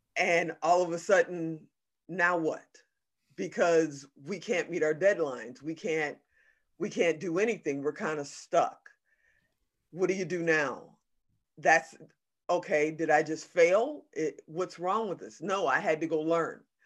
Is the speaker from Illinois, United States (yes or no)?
yes; Chicago, Illinois, United States; also born or lived in Gary, Indiana / Hong Kong; I was born in Gary, Indiana, but I was raised on the south side of Chicago